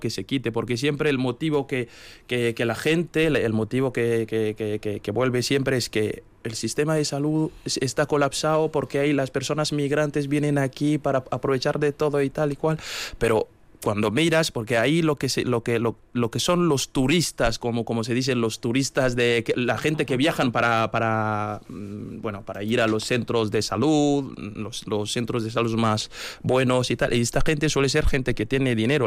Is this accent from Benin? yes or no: yes; Kérou, Atakora, Benin; now in Vitoria-Gasteiz, Spain; yo soy de Querú. Querú es, una, es un pequeño municipio del norte de Benín